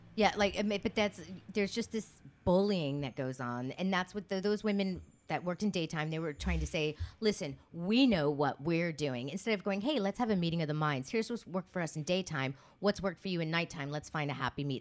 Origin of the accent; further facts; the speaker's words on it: Miami, Florida, United States; now in Los Angeles, United States; I'm from Miami.